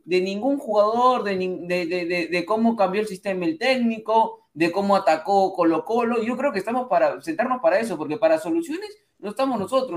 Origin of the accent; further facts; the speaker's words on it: Peru; peruano, soy peruano, en Perú